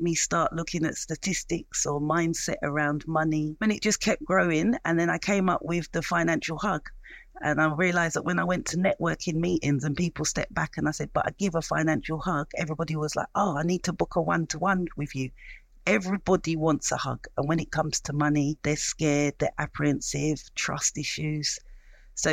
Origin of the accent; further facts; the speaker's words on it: London, United Kingdom; I was born in East London